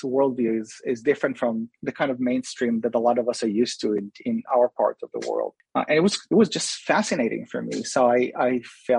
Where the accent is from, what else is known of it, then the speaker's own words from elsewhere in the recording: Israel; moved away; also born or lived in Jerusalem; I was born in Israel, and I spent most of my young adult life in Jerusalem